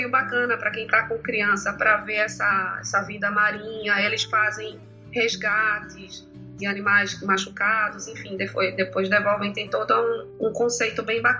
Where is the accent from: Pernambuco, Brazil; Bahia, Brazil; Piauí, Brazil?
Pernambuco, Brazil; Recife; now in United States; eu, engraçado que eu vim de Recife, Recife tem um número alto né, de ataques, só que com vítimas, aqui na Flórida não